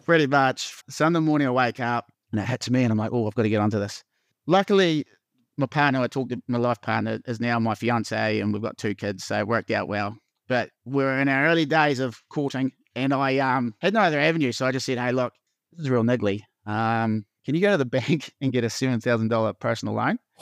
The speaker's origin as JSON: {"language": "English", "town": "Invercargill", "region": "Southland", "country": "New Zealand", "tie": "born or raised there", "also_born_or_lived": "Christchurch", "moved": "as an adult", "lives_now": "Wanaka, New Zealand", "said": "I'm born and bred in Vicargill"}